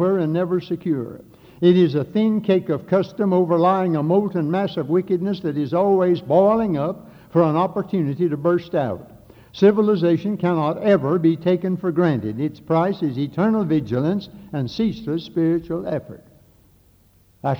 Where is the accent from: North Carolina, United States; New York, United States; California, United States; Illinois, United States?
North Carolina, United States; Catawba County; when I grew up down here in Catawba County